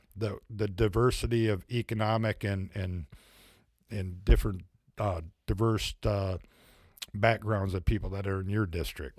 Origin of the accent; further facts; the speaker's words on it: Midwest, United States; now in Fayetteville, United States; I'm from the Midwest